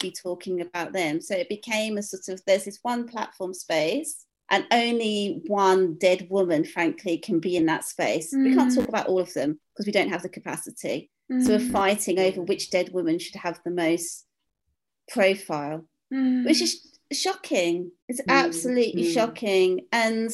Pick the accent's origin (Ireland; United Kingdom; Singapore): United Kingdom; Midlands; suburban woman up in the Midlands, like in my hometown